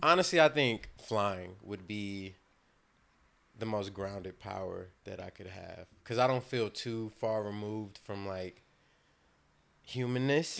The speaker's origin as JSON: {"language": "English", "region": "the South", "country": "United States", "said": "all of us are from the South."}